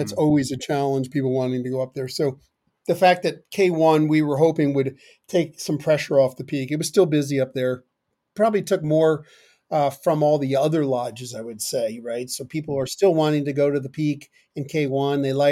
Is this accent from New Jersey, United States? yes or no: yes; Chester, New Jersey, United States; moved away; I grew up in northern New Jersey in a town called Chester.